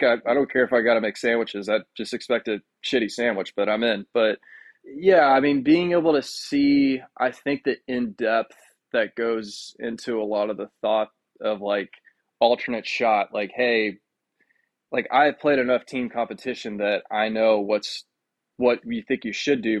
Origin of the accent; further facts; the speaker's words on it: San Francisco, California, United States; born there; Yeah, you know, it was funny because I was born in San Francisco.